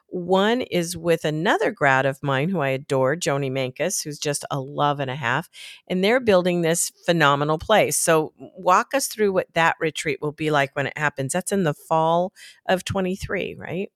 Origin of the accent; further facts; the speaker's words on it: Tempe, Arizona, United States; now in Elizabeth, Colorado, United States; I was growing up in Tempe, Arizona